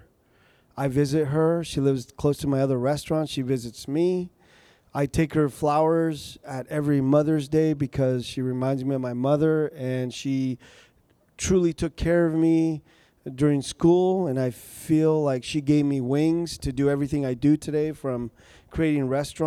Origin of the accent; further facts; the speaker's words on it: Napa, California, United States; also born or lived in Michoacán, Mexico; now in Sacramento, United States; Grew up in Napa